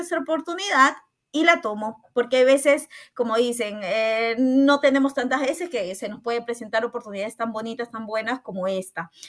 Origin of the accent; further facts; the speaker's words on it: Callao, Peru; moved away as an adult; now in Italy; soy del hermoso Perú, específicamente de la ciudad de Lima y eh, del distrito del Chimpún Callao, del hermoso Callao